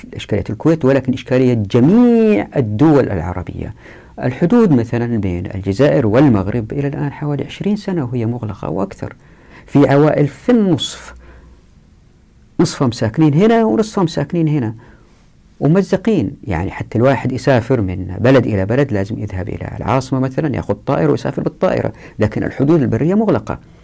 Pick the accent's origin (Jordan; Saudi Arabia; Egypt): Saudi Arabia; Taif, Makkah Province; أنا مثلا اتولدت في الطائف وطفولتي في الطائف أحب الطائف